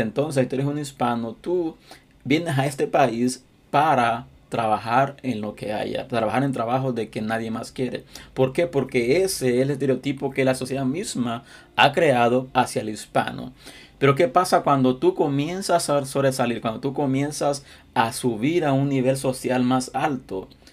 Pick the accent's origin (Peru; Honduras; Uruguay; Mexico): Honduras; now in United States; mi país, Honduras